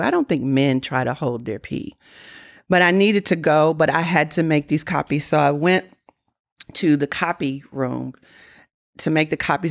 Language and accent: English; Kentucky, United States; I'm from Kentucky